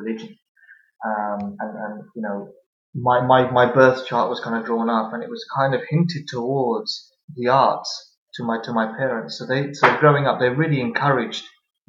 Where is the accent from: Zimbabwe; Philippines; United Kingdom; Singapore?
United Kingdom; Southall, London; moved away as an adult; also born or lived in Delhi, India; now in East London, United Kingdom; I grew up in a small town in West London called Southall